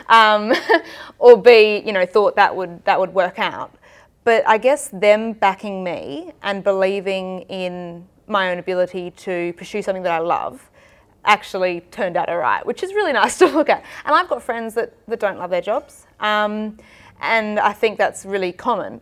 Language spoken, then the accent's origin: English; Adelaide, South Australia, Australia; also born or lived in Manchester; worked in Adelaide, which is my hometown